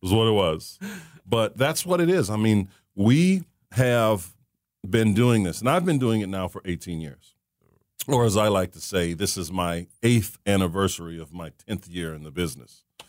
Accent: Saint Paul, Minnesota, United States; I was born and raised in Saint Paul, Minnesota

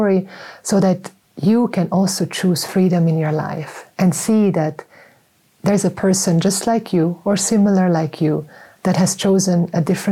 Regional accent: Davos, Graubünden, Switzerland; when I was 13 years old, I was growing up in Davos

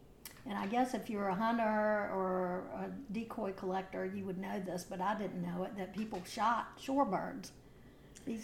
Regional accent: Virginia, United States; now in Manteo, United States; I'm from Virginia.

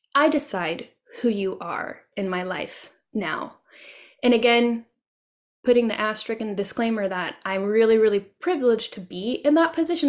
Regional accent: Tennessee, United States; this is my home state. And my husband and I love and travel around Tennessee a lot

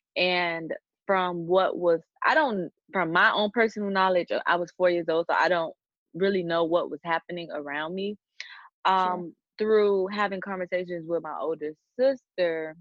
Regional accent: Miami, Florida, United States; born and raised in Miami, Florida. I still live in Miami, Florida. I've only ever lived in Florida my whole life.

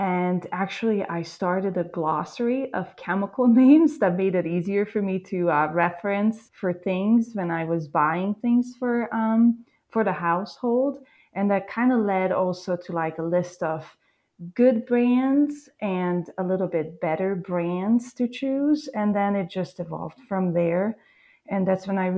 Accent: Hungary; English is a second language; moved away as an adult; now in United States; growing up in Eastern Europe, especially in like a small farm village

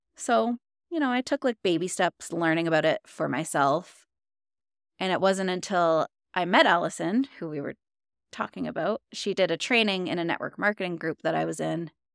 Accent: Ontario, Canada; moved away as an adult; now in Alberta, Canada; I'm from Ontario, Canada

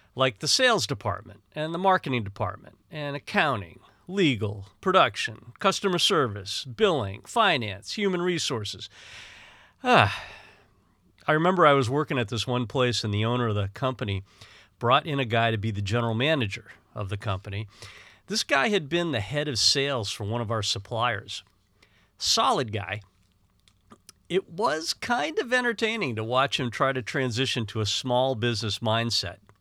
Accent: Northeast, United States; growing up in the Northeast was kind of a combative and harsh environment

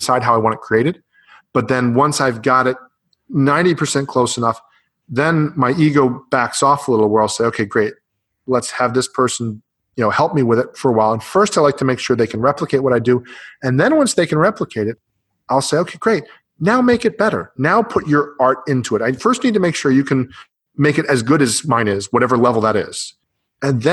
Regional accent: Canada; now in United States; I'm from the US, I live in the US, or actually I'm from Canada

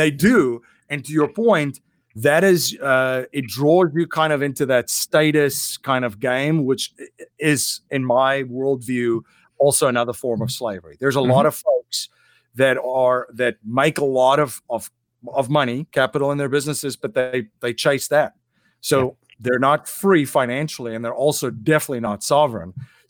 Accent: South Africa; You know, and growing up in South Africa, I've had the opportunity to see what challenges you will have if you're not sovereign in those areas.

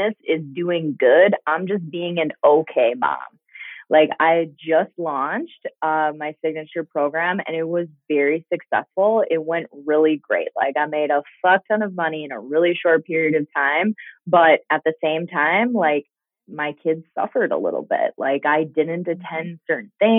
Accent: Minnesota, United States; also born or lived in Green Bay, Wisconsin; We moved back to Minnesota from Green Bay because I had four kids and because we needed that support system. My parents are here. My aunt's here.

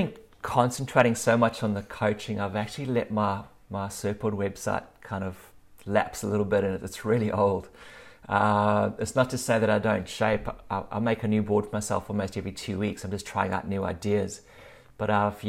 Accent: South Africa; now in Australia; I'm living in Australia now, but I grew up in South Africa

